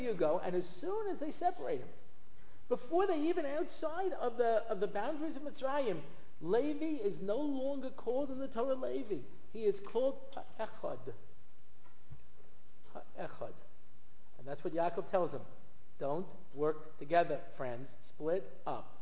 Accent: United States; I'm an American. You know, I'm an American

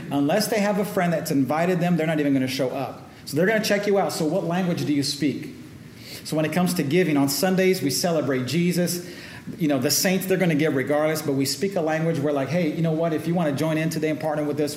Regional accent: Oakland, California, United States; I'm from Oakland, so uh, Bay Area yeah

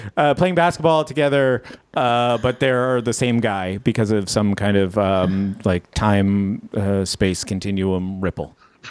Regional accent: New England, United States; Yeah, but I'm from New England, and I like the Steelers.

